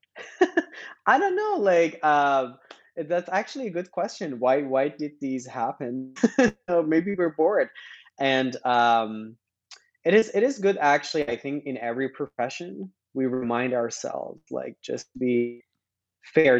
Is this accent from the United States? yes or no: no; Iran; moved away as an adult; now in Canada; born and raised in Iran